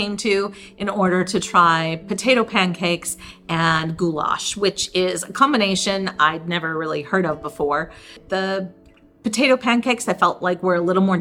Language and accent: English; Cheektowaga, New York, United States; Growing up in Cheektowaga, which is a Polish suburb of Buffalo, New York